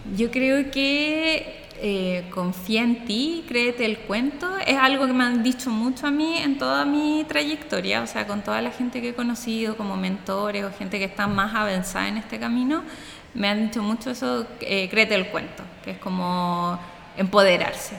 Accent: Santiago, Santiago Metropolitan Region, Chile; somos de Santiago de Chile

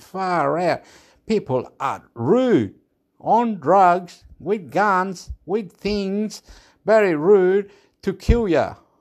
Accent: Chile; now in Australia; I'm from Chile

